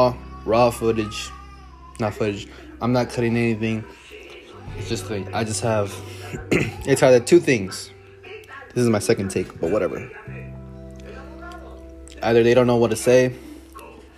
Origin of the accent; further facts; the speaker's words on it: Dallas, Texas, United States; born and raised in Dallas, Texas.